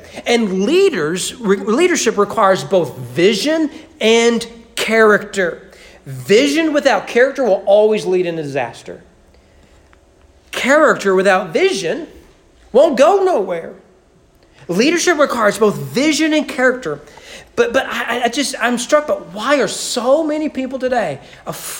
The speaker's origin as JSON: {"language": "English", "country": "United States", "said": "I'm an American"}